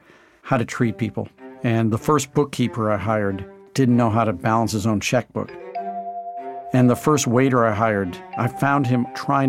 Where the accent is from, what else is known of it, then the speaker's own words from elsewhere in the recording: St. Louis, Missouri, United States; I grew up in St. Louis, Missouri, which is not necessarily famous for amazing food